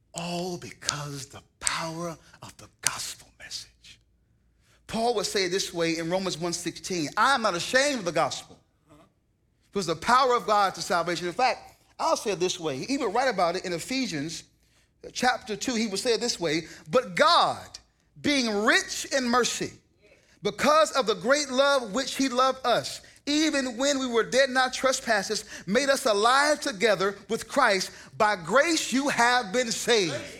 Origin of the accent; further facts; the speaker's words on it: the South, United States; now in the West, United States; I now live in the West, but I'm from the South